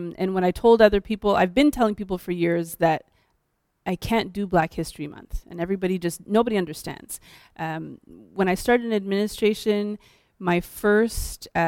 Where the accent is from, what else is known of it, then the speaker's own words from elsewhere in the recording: Haiti; first language French; English is a second language; now in Montreal, Canada; I'm Haitian